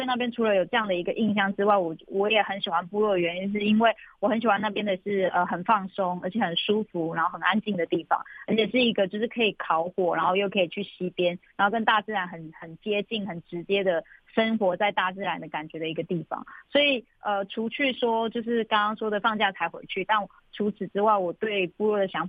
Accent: Zhuoxi, Hualien County, Taiwan; 我是来自卓溪乡古丰村的布农族。

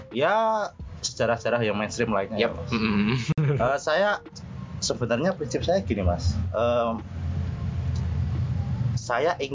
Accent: Kudus, Central Java, Indonesia; karena saya asli Kudus kan uh. sepak bola yang saya sukai yang saya cintai adalah Persiku sendiri hmm. karena itu adalah tim kota kelahiran saya kan Mas ya

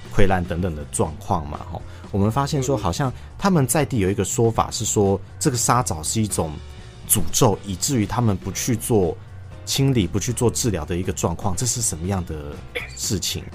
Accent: Taiwan; 我们台湾人

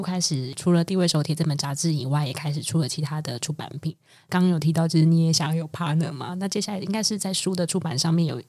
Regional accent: Pingtung County, Taiwan; moved away; 因为比如说像我的老家在屏东，可我已经离乡十八年了。

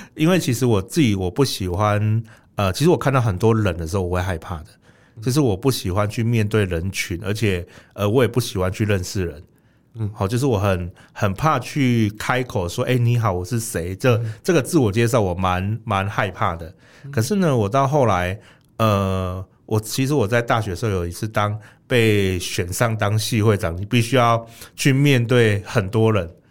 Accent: Kaohsiung, Taiwan; 我们高雄人蛮自豪的

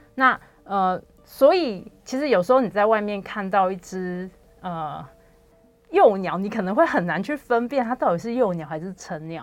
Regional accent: Taichung, Taiwan; 我是台中人

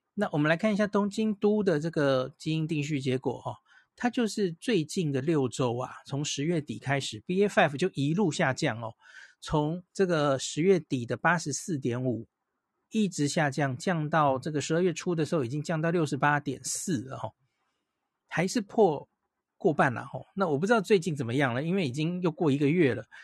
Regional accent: Taiwan; 我们台湾大概从欧美回来的人占比没有那么多了

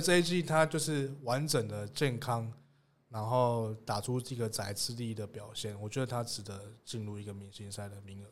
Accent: Tainan, Taiwan; 身为台南人，我自己非常支持台钢猎鹰

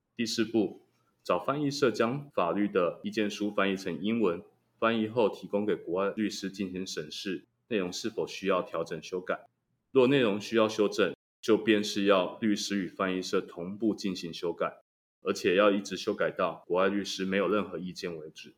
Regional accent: Taiwan; 我们台湾人民

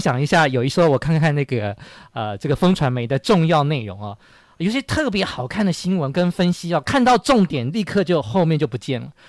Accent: Taiwan; 而且我们台湾人每次都在

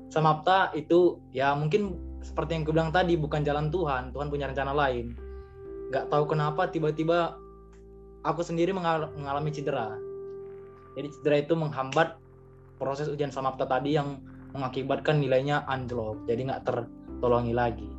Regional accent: Medan, North Sumatra, Indonesia; aku dari Medan

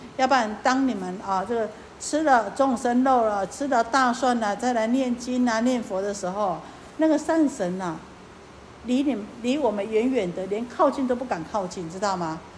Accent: Taiwan; 我们台湾话讲客俗语

